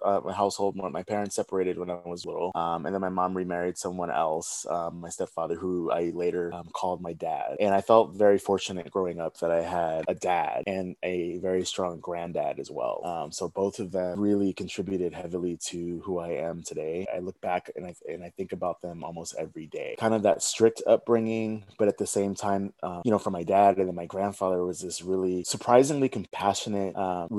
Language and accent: English; the South, United States; growing up in the South as a gay man, growing up in a Black family in the South